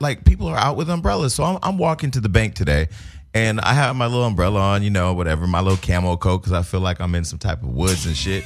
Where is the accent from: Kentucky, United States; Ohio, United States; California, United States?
California, United States; Bay Area, Northern; now in Los Angeles, United States; I'm from Northern California, the Bay Area, that's, we the home of the scam.